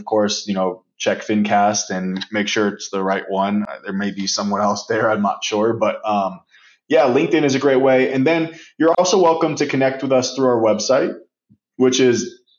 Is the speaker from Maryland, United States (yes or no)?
yes; Baltimore, Maryland, United States; But I'm also a huge Ravens fan. I'm from Baltimore.